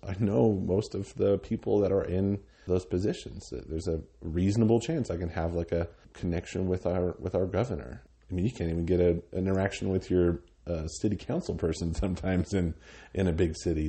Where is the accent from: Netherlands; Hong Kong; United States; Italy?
United States; Cheyenne, Wyoming; also born or lived in Laramie, Wyoming / Minneapolis, Minnesota; I grew up in Cheyenne. My father was, uh, in the Air Force, so we moved around when I was a kid, but from about third grade on, um, I lived in, in Cheyenne